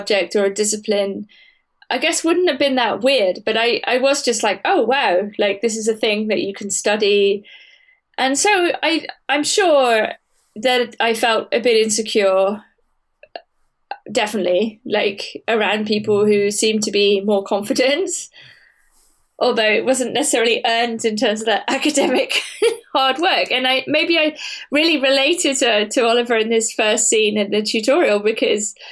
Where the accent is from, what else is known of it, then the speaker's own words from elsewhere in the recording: Wiltshire, South West England, United Kingdom; I'm from Wiltshire